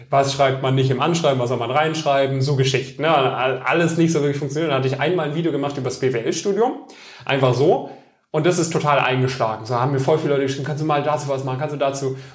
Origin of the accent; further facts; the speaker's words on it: Metzingen, Baden-Württemberg, Germany; Stuttgart, genau, in, aus Metzingen.